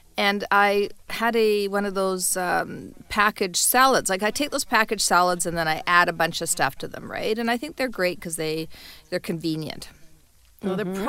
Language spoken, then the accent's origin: English; Calgary, Alberta, Canada; every time I speak to somebody in Toronto, and I say I'm from Calgary, the first thing they say is, oh, it is so cold there.